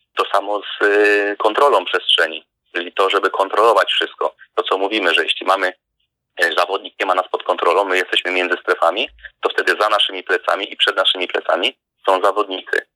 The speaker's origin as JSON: {"language": "Polish", "region": "West Pomeranian Voivodeship", "country": "Poland", "tie": "born or raised there", "also_born_or_lived": "Szczecinek", "said": "Pochodzę z małej miejscowości na północy kraju. To było dawne województwo koszalińskie, obecnie teraz zachodniopomorskie"}